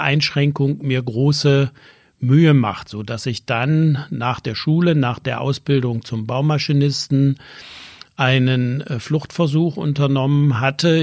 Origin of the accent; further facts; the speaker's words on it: Erzgebirge, Saxony, Germany; moved away; also born or lived in Braunschweig; ich bin in der DDR geboren im Erzgebirge dort aufgewachsen